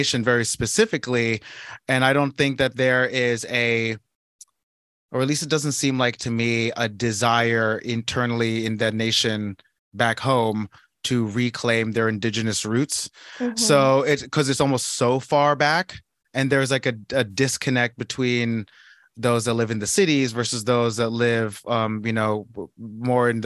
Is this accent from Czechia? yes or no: no; Philippines; I'm Filipino